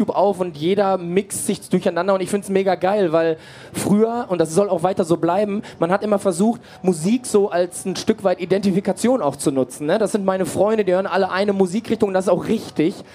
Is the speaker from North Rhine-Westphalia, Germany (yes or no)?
yes; Castrop-Rauxel, North Rhine-Westphalia, Germany; wir kommen aus Castro Brauxel, das ist nicht groß genug, da haben wir eine, eine, so eine Europahalle